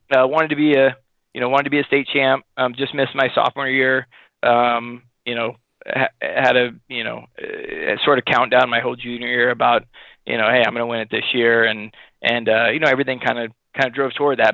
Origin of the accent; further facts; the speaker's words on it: Sacramento, California, United States; we grew up in Sacramento